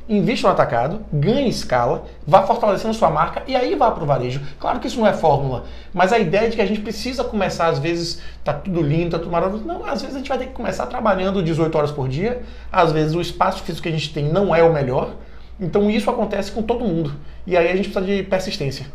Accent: Bahia, Brazil; E eu sou baiano

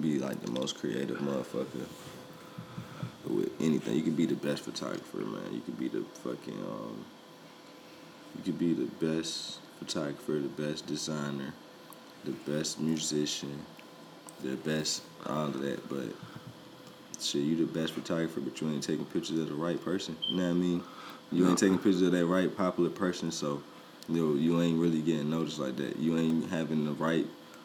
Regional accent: United States; also born or lived in Virginia Beach, Virginia / Washington, District of Columbia, United States; now in Atlanta, United States; I'm from Virginia Beach, but DC made me.

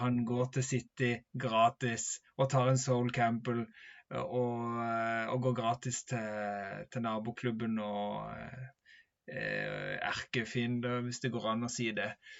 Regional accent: Norway

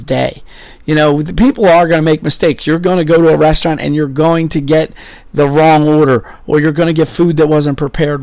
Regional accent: Philadelphia, Pennsylvania, United States; also born or lived in Somerset, Pennsylvania; I grew up in Philadelphia

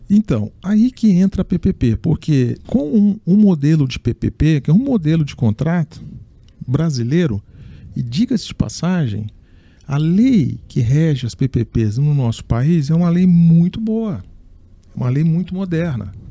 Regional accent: Minas Gerais, Brazil; born there; eu, eu nasci em Minas Gerais e eu, em função da minha mãe, que era professora primária

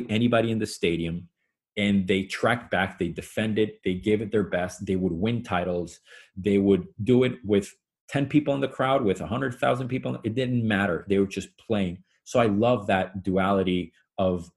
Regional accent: Venezuela; moved away; Where I grew up in Venezuela

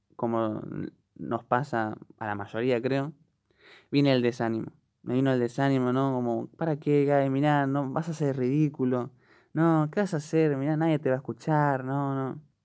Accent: Buenos Aires, Argentina; soy de Argentina, Buenos Aires

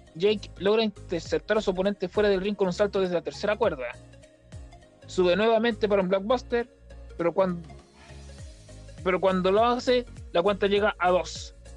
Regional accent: Talca, Maule, Chile; nació en mi ciudad natal, Talca

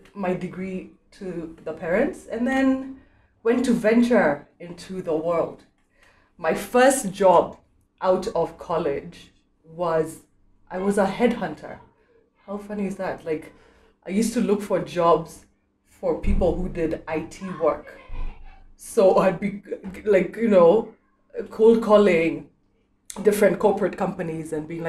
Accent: Nairobi, Kenya; also born or lived in Nakuru, Kenya / Washington DC, United States; I was born in Nakuru, lived there for literally less than a year, moved to Nairobi. My dad was in the army, and so raised in Nairobi

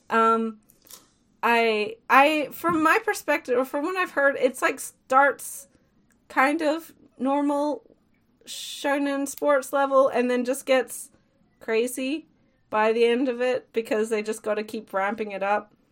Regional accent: Colorado, United States; I'm from Colorado

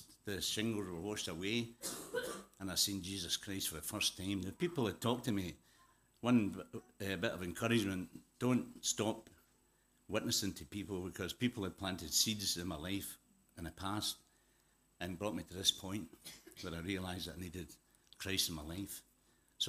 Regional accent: Glasgow, Scotland, United Kingdom; moved away as an adult; also born or lived in South Africa / Zimbabwe; I was born in Glasgow, brought up in Glasgow

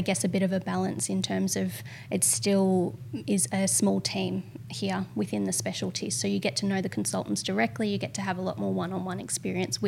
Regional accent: Albury, New South Wales, Australia; moved away as an adult; now in Bendigo, Australia; I grew up in regional New South Wales, just on the border of Victoria in Albury

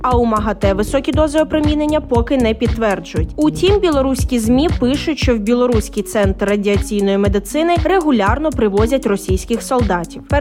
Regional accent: Ukraine; Ми з України

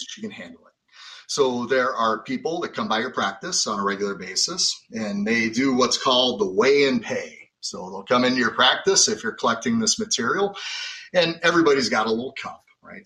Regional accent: Lake County, Illinois, United States; moved away as an adult; also born or lived in Wisconsin; I was uh, born and raised in Lake County, Illinois, so right near the Wisconsin border.

